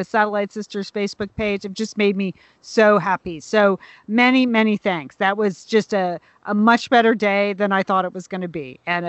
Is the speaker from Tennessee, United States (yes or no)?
no; hometown of the Pequot Library, Connecticut, United States; That's the library in the book, in my hometown library